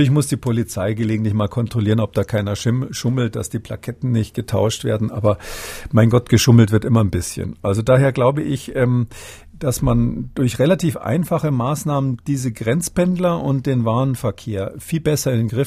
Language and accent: German; Munich, Bavaria, Germany; now in Halle an der Saale, Germany; ich bin ursprünglich aus München, auch wenn meine Wahlheimat ja